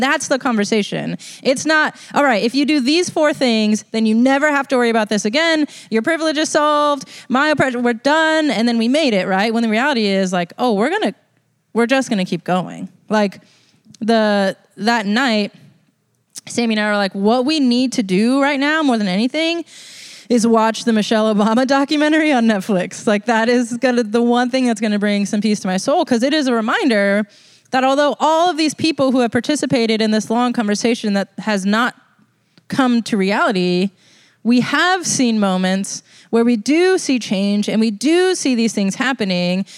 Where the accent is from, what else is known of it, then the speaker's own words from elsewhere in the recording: United States; being American